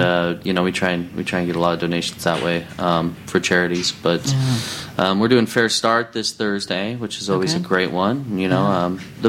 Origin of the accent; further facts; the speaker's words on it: Portland, Oregon, United States; born or raised there; moved away as an adult; also born or lived in Redondo Beach; now in Seattle, United States